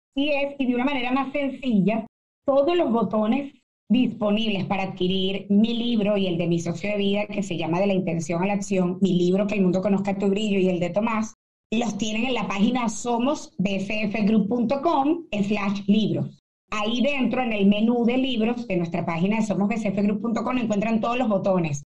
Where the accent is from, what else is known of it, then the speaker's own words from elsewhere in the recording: Caracas, Capital District, Venezuela; moved away; de mi Caracas, yo nací en Caracas, eh, caraqueña